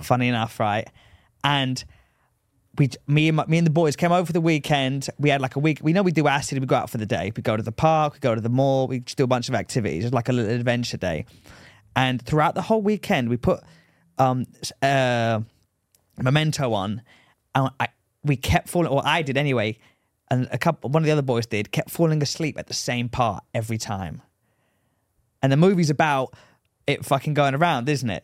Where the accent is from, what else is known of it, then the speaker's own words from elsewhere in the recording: England, United Kingdom; moved away; I'm from England